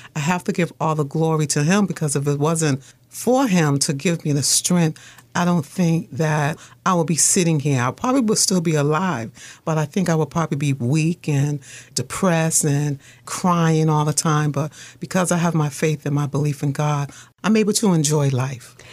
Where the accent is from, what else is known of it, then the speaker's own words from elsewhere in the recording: Boston, Massachusetts, United States; I lived in Mission Hill. My mother was a single mother she had me, my older sister, and my brother. And I had a fun childhood.